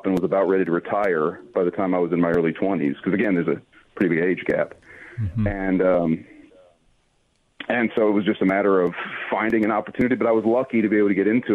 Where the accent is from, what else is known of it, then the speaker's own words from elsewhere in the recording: Alabama, United States; I'm from Alabama